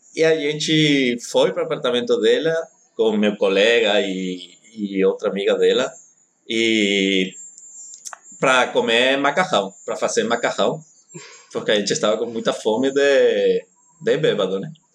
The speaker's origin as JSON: {"language": "Portuguese", "country": "Spain", "second_language": "Portuguese", "moved": "yes", "lives_now": "Brazil", "said": "eu sou espanhol"}